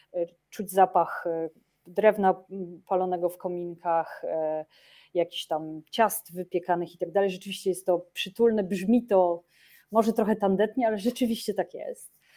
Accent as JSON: {"language": "Polish", "town": "Olsztyn", "region": "Warmian-Masurian Voivodeship", "country": "Poland", "moved": "yes", "lives_now": "Oslo, Norway", "said": "wyjściowa jestem z Olsztyna"}